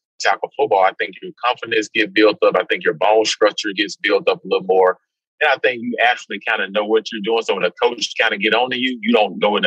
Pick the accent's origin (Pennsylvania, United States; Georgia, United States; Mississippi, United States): Mississippi, United States; also born or lived in Alabama; growing up in Mississippi